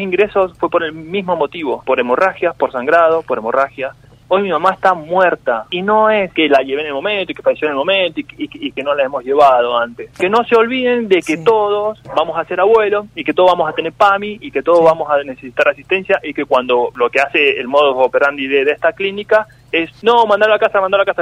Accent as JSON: {"language": "Spanish", "country": "Argentina", "said": "somos profesionales aeronáuticos argentinos"}